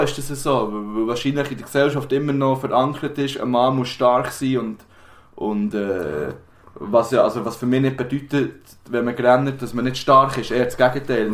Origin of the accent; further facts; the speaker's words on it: Bern, Switzerland; schon als Berner oder als Bümplitzer. Ja. Das ist für mich irgendwie wichtiger, als zu sagen, dass ich aus der Schweiz bin.